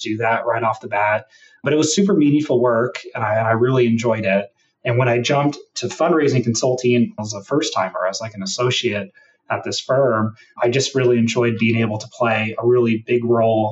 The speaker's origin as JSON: {"language": "English", "region": "Washington", "country": "United States", "tie": "born or raised there", "also_born_or_lived": "Hawaii", "said": "I grew up in Washington State. I was born in Hawaii, hence the Hawaiian name. I grew up in Washington State"}